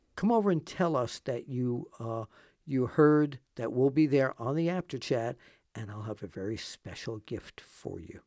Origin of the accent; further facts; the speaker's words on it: New York, United States; now in Pennsylvania, United States; we moved here from New York